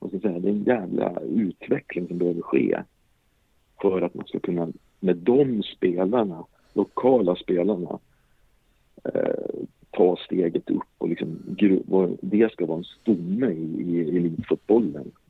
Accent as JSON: {"language": "Swedish", "town": "Gothenburg", "region": "Västra Götaland", "country": "Sweden", "said": "Jag är också från Göteborg."}